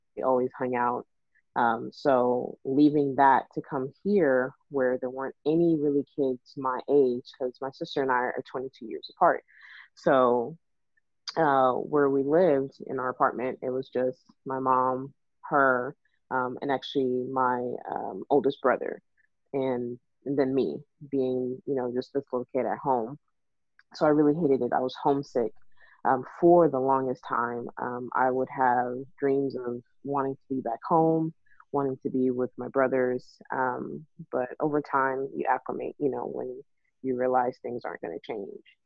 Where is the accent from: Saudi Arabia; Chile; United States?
United States; Texas; also born or lived in Nigeria; I was born in Nigeria and raised in Texas